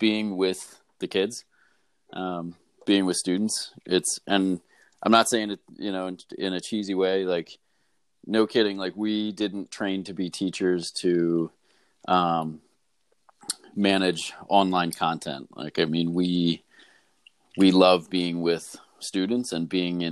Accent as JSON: {"language": "English", "town": "Philadelphia", "region": "Pennsylvania", "country": "United States", "said": "I'm from Philadelphia"}